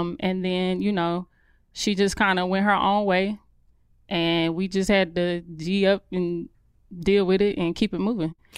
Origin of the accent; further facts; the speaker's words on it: Charlotte, North Carolina, United States; accent: country; I grew up on the outskirts of Charlotte